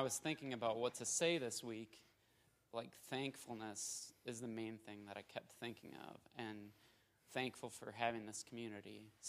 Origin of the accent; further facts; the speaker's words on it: Minnesota, United States; now in Austin, United States; for y'all that don't know. I'll give you a little bit of background. So I'm from Minnesota originally. I grew up in a small town there, and I was raised Catholic.